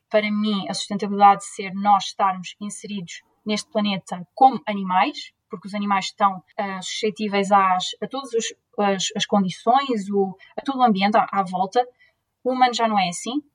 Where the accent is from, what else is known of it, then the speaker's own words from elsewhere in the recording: Leiria, Centro, Portugal; moved away as an adult; also born or lived in Lisbon / Barcelona / Coimbra; now in Groningen, Netherlands; Eu sou de Leiria